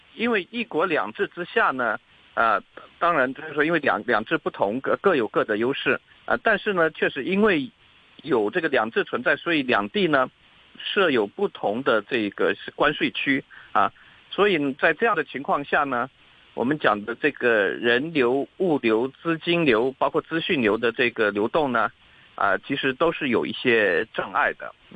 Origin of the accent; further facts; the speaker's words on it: Hong Kong; 我们港人在上面的这个，呃，缴的这个税收的这个问题